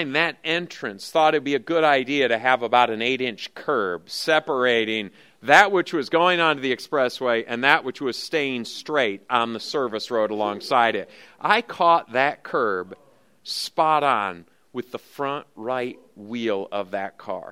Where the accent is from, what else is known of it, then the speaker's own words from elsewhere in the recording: Lansing, Michigan, United States; now in Oklahoma, United States; I grew up in Lansing, Michigan